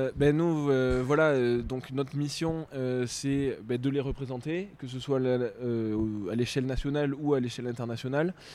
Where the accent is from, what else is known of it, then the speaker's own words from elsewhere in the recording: France; en tant que Français